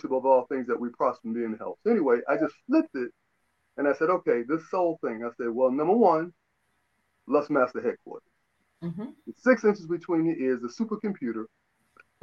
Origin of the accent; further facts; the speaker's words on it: New York City, New York, United States; now in Atlanta, United States; I am originally from New York City, Queens, New York. Mm-hmm. I live in Atlanta, Georgia. I've been here about 29 years.